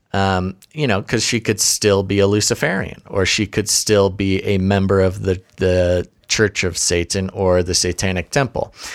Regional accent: United States; as an American

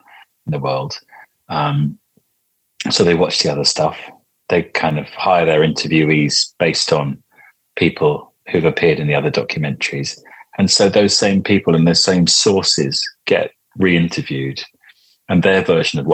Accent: Crowthorne, South East England, United Kingdom; I grew up in Crowthorne, which is where Broadmoor is

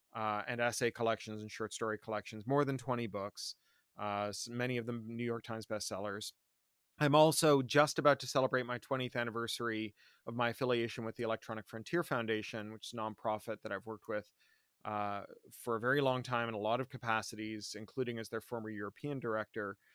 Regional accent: Toronto, Ontario, Canada; also born or lived in Central America / San Francisco / London; now in Burbank, United States; I, I grew up in Toronto. Uh, then I lived in Central America and San Francisco, then in London, became a British subject citizen. Uh, now I live just outside of Los Angeles in Burbank.

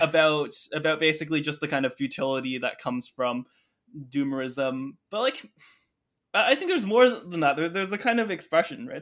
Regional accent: Canada; I grew up in Canada

